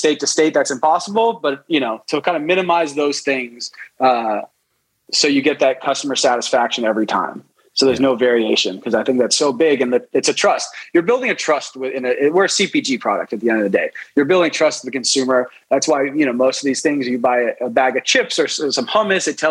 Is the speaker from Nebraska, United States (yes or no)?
no; Los Angeles, California, United States; also born or lived in New York City; I was born in New York City, 1984. And then we moved out to Los Angeles, I would say, when I was about 6 or 7